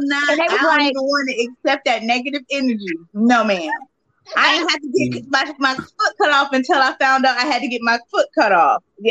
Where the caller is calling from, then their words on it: Georgia, United States; I'm in Georgia